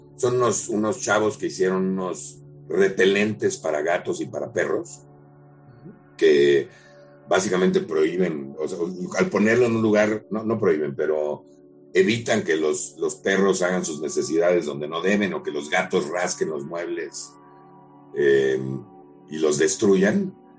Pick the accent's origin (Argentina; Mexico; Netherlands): Mexico; somos increíblemente creativos como mexicanos